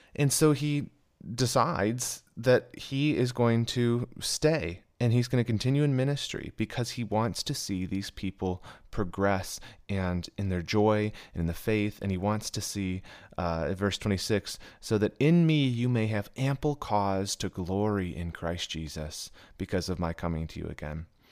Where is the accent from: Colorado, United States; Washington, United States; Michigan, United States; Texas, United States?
Michigan, United States; moved away; I was actually candidating at a church in my hometown of Michigan